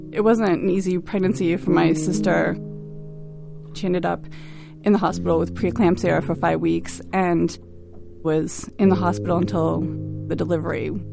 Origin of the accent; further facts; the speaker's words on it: Quincy, Massachusetts, United States; I'm from Quincy, Massachusetts.